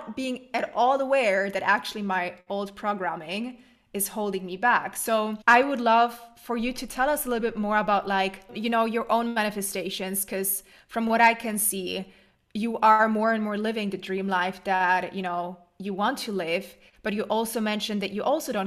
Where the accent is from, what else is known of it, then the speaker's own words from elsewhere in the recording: Germany; I am originally from Germany, but my whole family's from Poland, and they moved to Germany when I was young. No, actually, I was born in Germany.